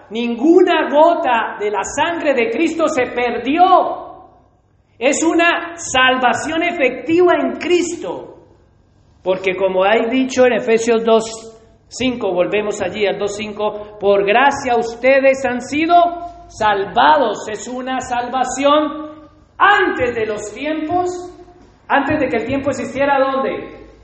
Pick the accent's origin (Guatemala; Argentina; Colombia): Colombia; me gusta el café como colombiano